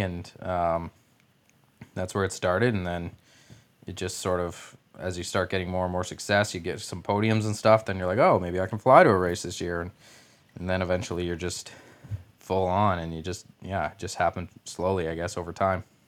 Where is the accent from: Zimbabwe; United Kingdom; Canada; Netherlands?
Canada; as a Canadian, obviously, I played hockey as a kid